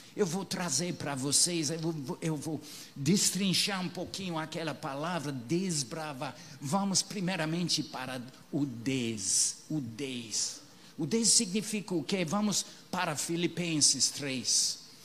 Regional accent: England, United Kingdom; moved away; os peregrinos da minha terra

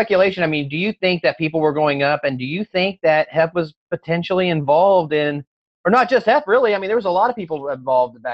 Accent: Kansas, United States; moved away; I'm originally from Kansas

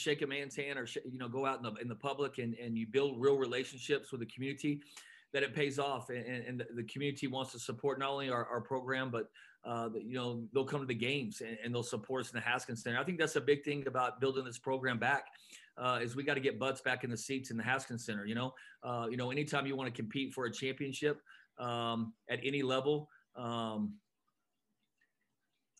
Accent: Midland, Texas, United States; moved away as an adult; now in El Paso, United States; Growing up in Midland

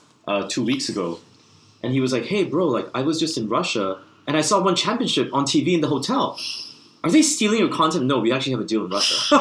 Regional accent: Singapore; it was headquartered in my home country of Singapore.

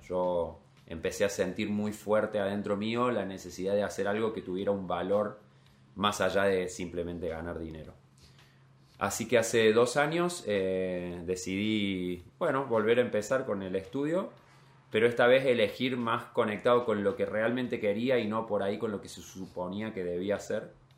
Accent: Capilla del Monte, Córdoba, Argentina; moved away as an adult; also born or lived in New Zealand; now in Copenhagen, Denmark; Soy de un pueblo, de Capilla del Monte

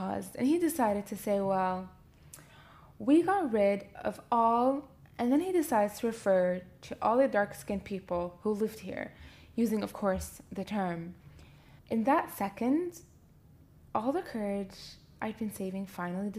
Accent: Canada; moved away as an adult; now in Libya; growing up in Canada and coming as a young adult to pursue life in Libya

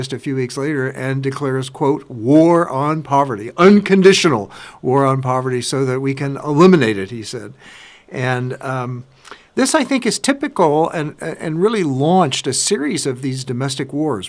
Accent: Kansas, United States; I'm from Kansas

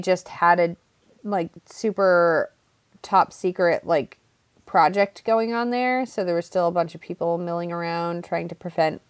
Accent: Massachusetts, United States; where we grew up in Massachusetts

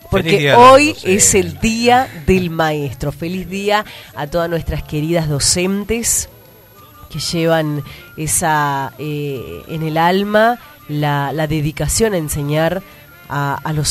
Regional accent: Argentina; yo me acuerdo de los actos escolares en mi pueblito, en Armendia.

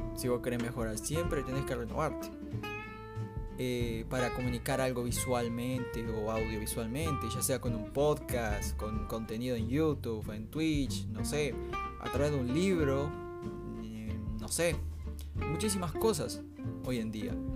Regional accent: Salto, Uruguay; al menos como salteño

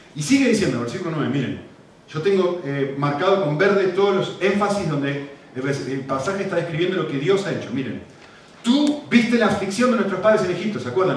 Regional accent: Argentina; con mi acento todo el mundo que me escucha ahora la primera vez se da cuenta, nacimos en Argentina

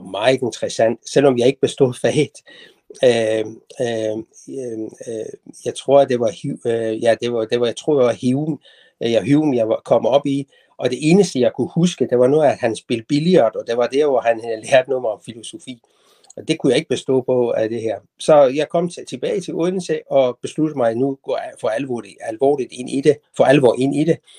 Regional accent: Tehran, Tehran Province, Iran; moved away as an adult; now in Denmark; jeg er født og vokset op i Teheran i Iran

